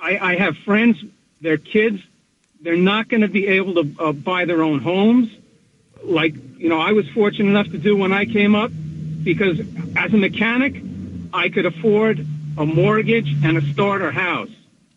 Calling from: New Milford, United States; Hey, guys, it's … from New Milford.

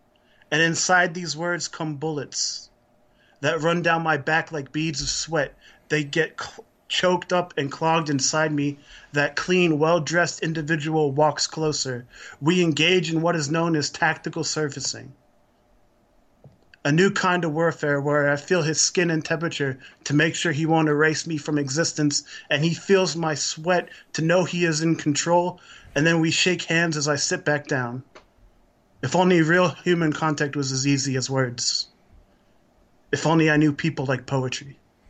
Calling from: Dayton, Ohio, United States; Hey, I'm calling from Dayton, Ohio.

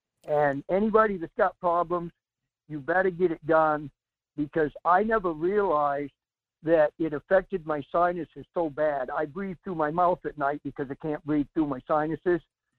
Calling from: Salcha, Alaska, United States; Yeah, Mike. … from Salcha.

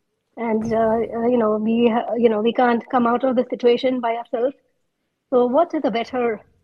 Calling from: Atlanta, Georgia, United States; Yes, I'm from Atlanta.

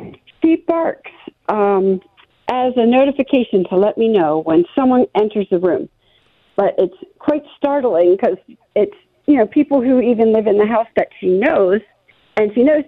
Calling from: Ocean City, Maryland, United States; I'm actually calling from Ocean City, Maryland.

